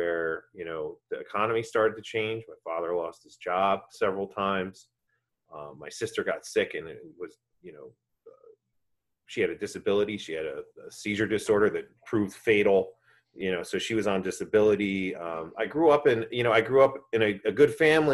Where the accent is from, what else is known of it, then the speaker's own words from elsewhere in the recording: New Jersey, United States; I'm born and raised in New Jersey